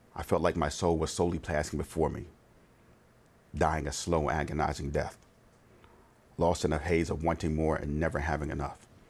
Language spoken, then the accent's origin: English; Conshohocken, Pennsylvania, United States; also born or lived in Norristown, Pennsylvania; Living in Conchock in P